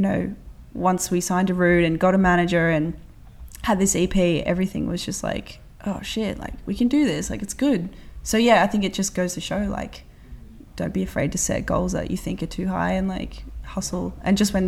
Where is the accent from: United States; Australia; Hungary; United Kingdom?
Australia